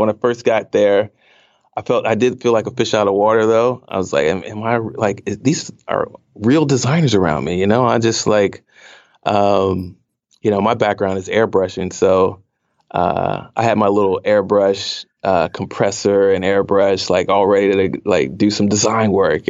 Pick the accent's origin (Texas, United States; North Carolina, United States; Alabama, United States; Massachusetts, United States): North Carolina, United States; also born or lived in Okinawa, Japan / Iwakuni, Japan / California / Washington, D.C.; I actually spent a lot of time growing up in Japan, several years in Okinawa and several years in Iwakuni. And then we moved to, you know, California, South Carolina, D.C., Northern Virginia area, and ended up going to high school and settling in North Carolina.